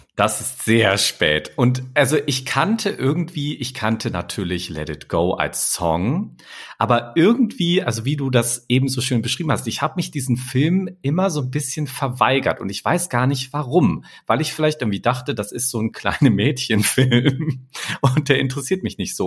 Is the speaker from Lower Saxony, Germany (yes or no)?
yes; near Hanover, Lower Saxony, Germany; moved away; Ich komme ja eigentlich aus der Nähe von Hannover